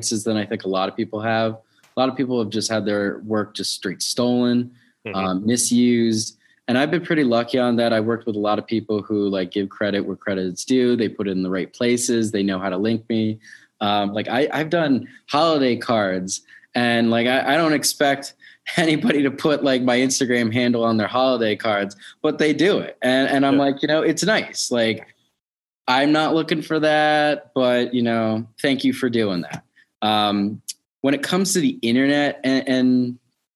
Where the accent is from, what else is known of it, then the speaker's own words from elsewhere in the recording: New York City, New York, United States; now in Baltimore, United States; I grew up in New York City through the 90s